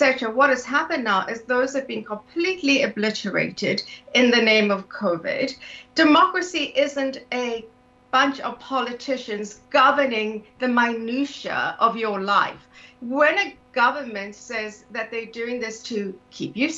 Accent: South Africa; moved away as an adult; also born or lived in London, United Kingdom / Singapore / Canada; now in United Kingdom; I'm South African originally. I left South Africa in my late 20s and immigrated to the UK

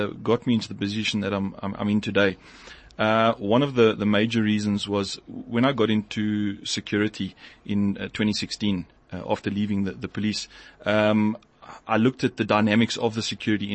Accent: Johannesburg, Gauteng, South Africa; I grew up in the Northcliffe area. I've been there my whole life

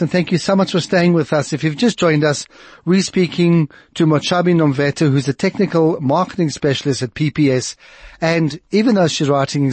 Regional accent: South Africa; accent: white South African; my perfectly white South African accent

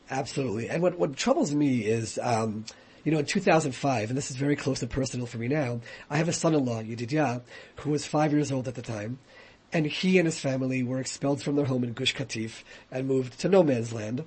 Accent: United States; moved away as an adult; now in Israel; I grew up in the United States

